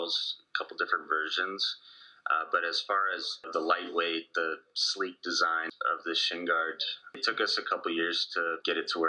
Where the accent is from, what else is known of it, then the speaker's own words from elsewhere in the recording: Whitefish, Montana, United States; also born or lived in Boise, Idaho / Spokane, Washington; I grew up in Whitefish, Montana, a little ski town in northwestern Montana.